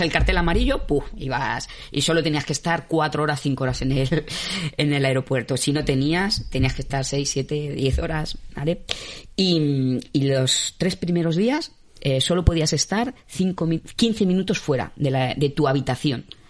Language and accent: Spanish; Spain; como buen español